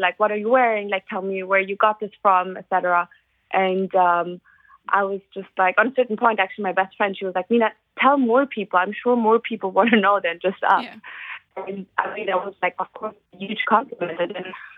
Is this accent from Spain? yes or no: yes; Spain; also born or lived in Munich, Germany; now in London, United Kingdom; I grew up in Spain. And I moved to Munich, actually, to Germany.